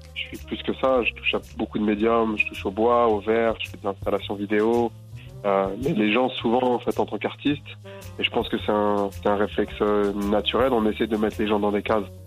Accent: Boulogne-Billancourt, Île-de-France, France; c'est là où j'ai grandi

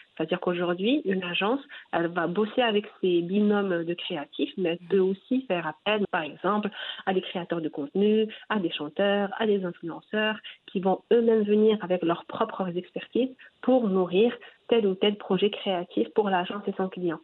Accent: Morocco; chez nous au Maroc

